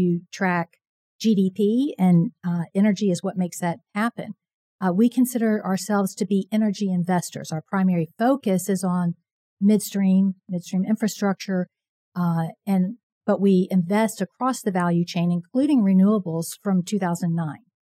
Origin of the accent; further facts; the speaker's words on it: Virginia, United States; moved away as an adult; now in Houston, United States; I grew up in Virginia.